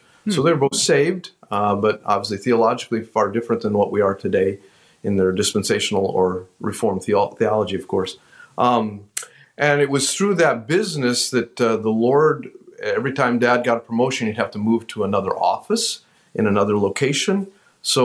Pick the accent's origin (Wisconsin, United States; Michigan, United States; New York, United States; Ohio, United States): Wisconsin, United States; And so we grew up, then I grew up essentially in Wisconsin. We were here for 4 years, 71 to 75.